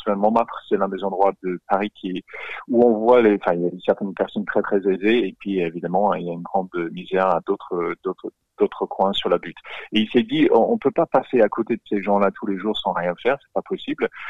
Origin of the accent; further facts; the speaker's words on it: Australia; accent: Australian; French is a second language; now in France; je, suis australien, vous l'entendez de mon accent.